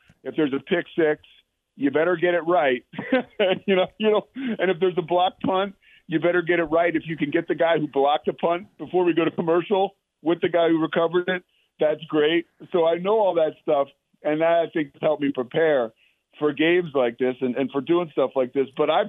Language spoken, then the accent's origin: English; outside of Philadelphia, Pennsylvania, United States; now in Texas, United States; I'm from the Northeast, so I grew up outside of Philadelphia.